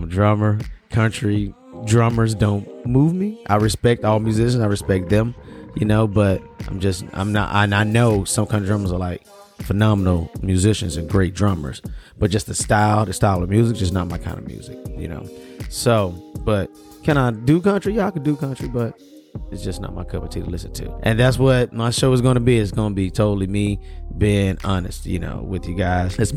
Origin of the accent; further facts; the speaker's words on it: the South, United States; also born or lived in Birmingham, Alabama; I grew up in the South.